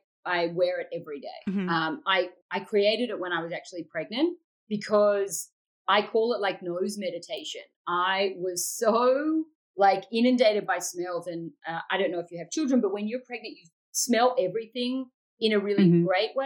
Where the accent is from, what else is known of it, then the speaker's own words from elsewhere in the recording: Sydney, New South Wales, Australia; So I'm from Sydney, very beachy. It's, you know, it's a lot like LA, actually, but small and beautiful. It's a coastal city, and it's like true urban living, but on the beach.